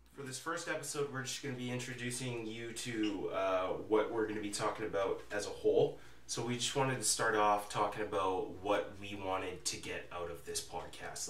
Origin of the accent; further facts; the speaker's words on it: Calgary, Alberta, Canada; moved away as an adult; now in Camrose, Canada; I'm from Calgary, Alberta.